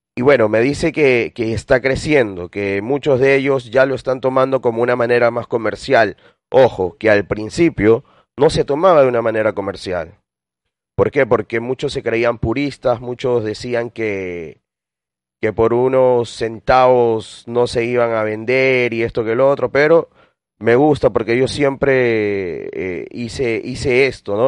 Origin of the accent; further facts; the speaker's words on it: Lima, Peru; now in Milan, Italy; yo soy de Villa El Salvador, en Lima